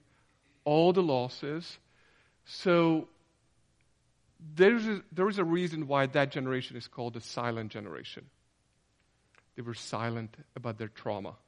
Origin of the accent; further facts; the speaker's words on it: Hungary; we're from Hungary, and fascism and communism left their deep and cruel marks, not just on the nation, but on our family as well.